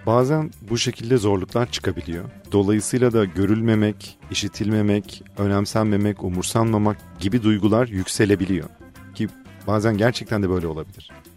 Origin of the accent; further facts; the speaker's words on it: Fethiye, Muğla, Turkey; Fethiye'liyiz biz